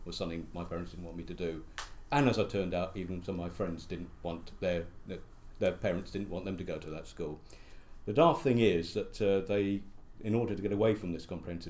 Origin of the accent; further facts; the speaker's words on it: Croydon, London, United Kingdom; moved away; also born or lived in Welwyn Garden City / Harlow; we moved to Sanderstead, which is a suburb of the London Borough of Croydon. Nice part of Croydon. Used to be in Surrey, but now part of London. And that's where I really grew up